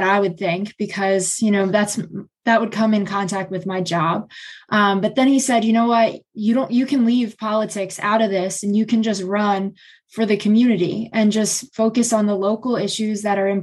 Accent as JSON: {"language": "English", "town": "Philadelphia", "region": "Pennsylvania", "country": "United States", "moved": "as an adult", "lives_now": "Winchester, United States", "said": "I'm from Northeast Philadelphia"}